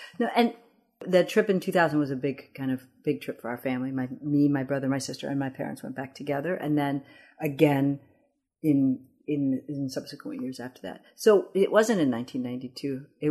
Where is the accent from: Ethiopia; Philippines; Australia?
Ethiopia; Addis Ababa; English is a second language; now in United States; I was raised in Addis and really culturally Ethiopian. And then the adjustment of coming to the United States